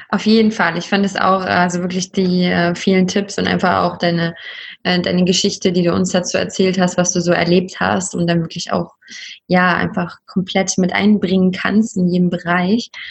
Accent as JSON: {"language": "German", "town": "Leipzig", "region": "Saxony", "country": "Germany", "tie": "born or raised there", "said": "Ich bin aus Leipzig, in Leipzig aufgewachsen und das ist cool."}